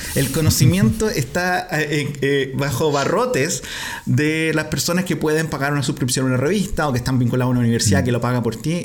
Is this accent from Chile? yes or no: yes; Curicó, Maule, Chile; nosotros nacimos en Curicó donde todavía hay dictadura